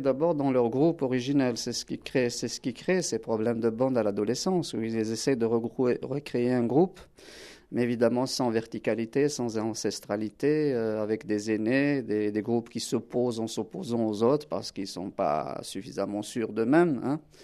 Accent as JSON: {"language": "French", "country": "Algeria", "moved": "yes", "lives_now": "France", "said": "je suis originaire d'Algérie, je parle le kabyle, le berbère, l'arabe"}